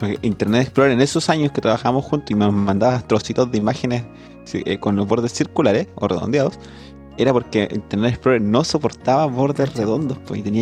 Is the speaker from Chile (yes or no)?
yes; San Rosendo, Biobío, Chile; Yo vengo de San Rosendo. yo vengo de Constitución, de San Rosendo.